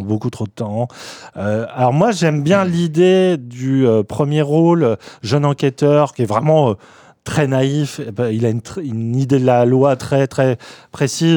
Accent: France; nous, en tant que Français

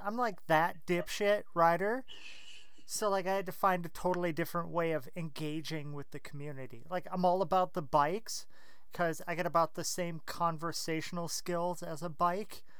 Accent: Minneapolis, Minnesota, United States; Minneapolis here, Minnesota

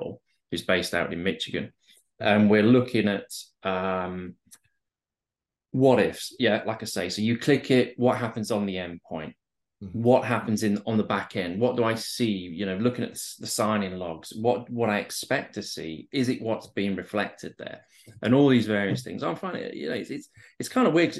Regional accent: Barnsley, Yorkshire and the Humber, United Kingdom; now in London, United Kingdom; I'm originally from the north of England, from a place called Barnsley, which is an old coal mining community

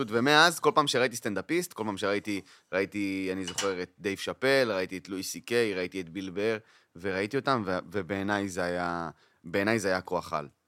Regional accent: Kiryat Arba, West Bank, Palestine; גדלתי בקריית ארבע.

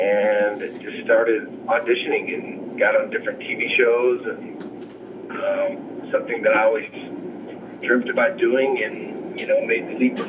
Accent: Oklahoma, United States; moved away; also born or lived in Los Angeles; I grew up in Oklahoma.

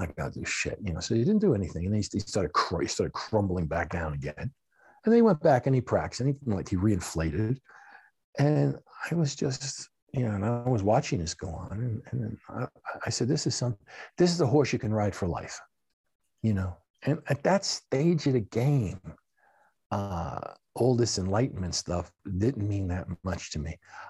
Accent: United States; Okay, I come from America, and for that matter, in Japan, okay?

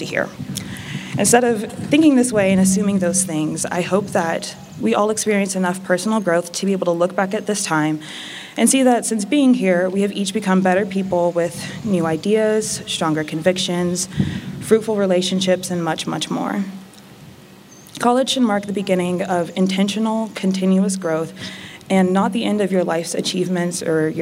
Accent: Cayman Islands; moved away; also born or lived in North Carolina, United States / Washington, D.C., United States; I was born in North Carolina. I grew up on a small island in the Caribbean called Grand Cayman

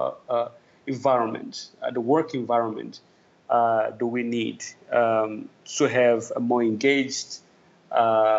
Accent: Tanzania; moved away as an adult; also born or lived in Europe; now in Togo; I am from Tanzania, East Africa. That's where I grew up and where I was raised. And I migrated to Europe when I was quite a young man.

